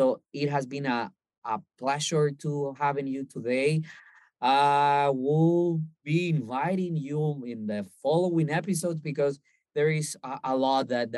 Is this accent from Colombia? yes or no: yes; Colombia; even though that we're from Colombia and we try to prepare as much Colombian food as possible